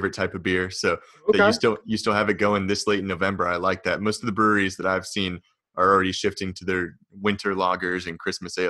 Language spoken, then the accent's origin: English; Harrisonburg, Virginia, United States; moved away as an adult; I'm originally from Harrisonburg, just moved out of the city about 3 months ago